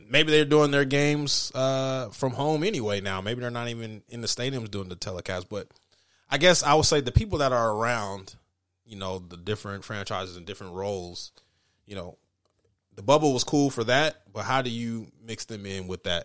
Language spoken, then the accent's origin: English; Denver, Colorado, United States; growing up in Denver